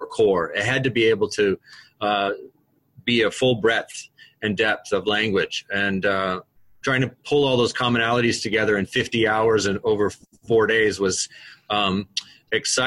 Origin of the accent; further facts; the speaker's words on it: Vermont, United States; I'm from Vermont, and I work in the Essex-Westford School District, which is near Burlington